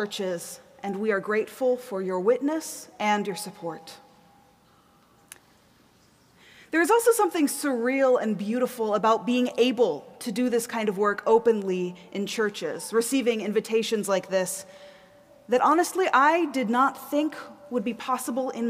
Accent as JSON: {"language": "English", "region": "the South", "country": "United States", "tie": "born or raised there", "also_born_or_lived": "East Coast", "moved": "as an adult", "lives_now": "Minneapolis, United States", "said": "I grew up in the South"}